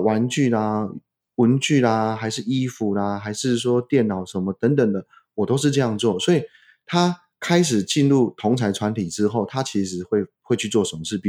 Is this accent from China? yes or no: yes; China; 我们中国人最强调叫家训、